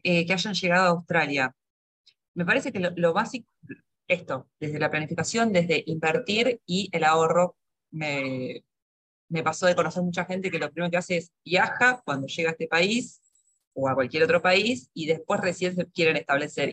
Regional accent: Argentina; moved away; soy argentina, estuve, mi carrera es eh, real estate, estuve 10 años trabajando en Argentina

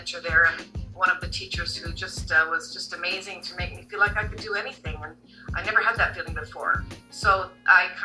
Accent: Canada; I was born in Canada, but my parents were from the Netherlands

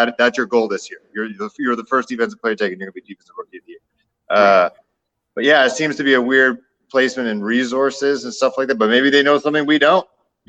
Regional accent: Toronto, Ontario, Canada; moved away; I'm from Toronto, and you know, Smitty was playing when I still lived here

